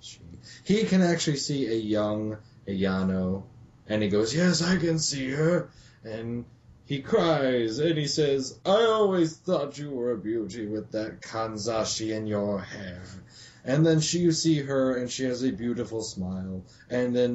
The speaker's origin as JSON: {"language": "English", "country": "United States", "said": "I'm American"}